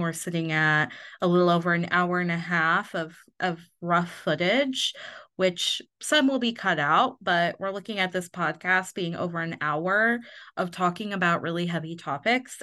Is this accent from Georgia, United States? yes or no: no; Indiana, United States; moved away; I grew up in Indiana, obviously, in a very small town, but I only lived, like, twenty minutes from Ohio